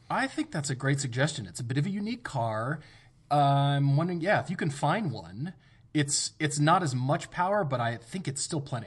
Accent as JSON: {"language": "English", "country": "United States", "said": "I'm an American living in America"}